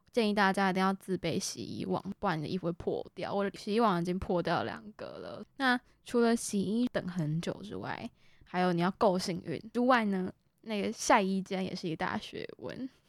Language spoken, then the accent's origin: Chinese; Kaohsiung, Taiwan; moved away as an adult; now in Taipei, Taiwan; 我们都是从高雄上来的学生